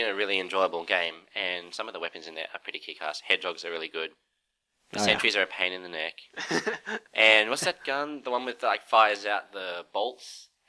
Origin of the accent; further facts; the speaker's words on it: Australia; moved away as an adult; It's because I'm Australian.